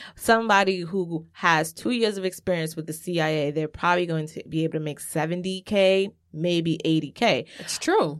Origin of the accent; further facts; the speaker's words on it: New York City, New York, United States; I grew up in Laurelton. Cambria and Laurelton is changing